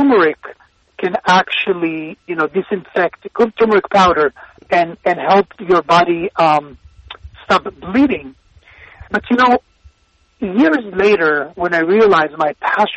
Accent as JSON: {"language": "English", "country": "Israel", "tie": "born or raised there", "moved": "yes", "said": "So I was born in Israel, but my parents migrated to Israel from Iraq and Tunisia"}